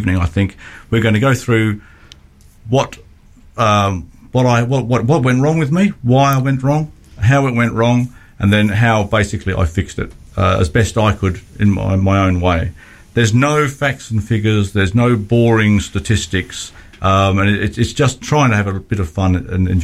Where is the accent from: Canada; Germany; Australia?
Australia; I'm the Australian one